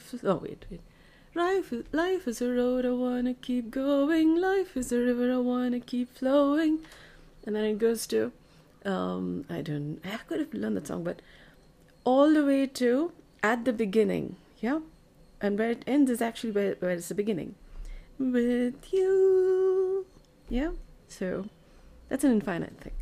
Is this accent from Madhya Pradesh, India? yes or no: no; Bengaluru, Karnataka, India; I'm from India, Bengaluru.